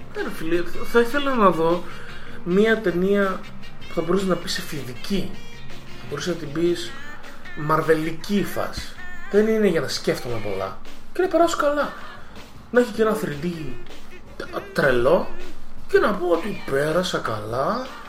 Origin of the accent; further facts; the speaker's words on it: Greece; Και ενώ γεννήθηκα στην Ελλάδα και πήρα την υπηκότητα στα 26